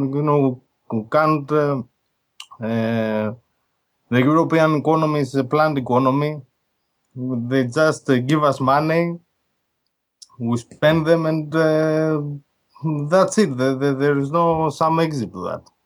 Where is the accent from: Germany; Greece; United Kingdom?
Greece; I'm from Greece, I'm Greek